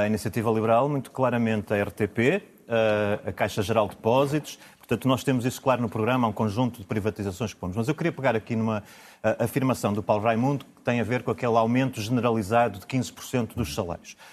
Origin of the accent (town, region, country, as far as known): Braga, Norte, Portugal